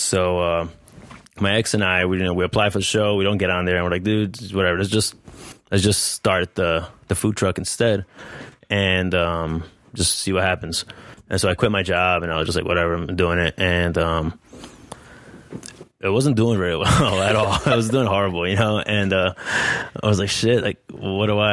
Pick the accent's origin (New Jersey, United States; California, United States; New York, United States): New Jersey, United States; moved away; I grew up in New Jersey. My parents are from Colombia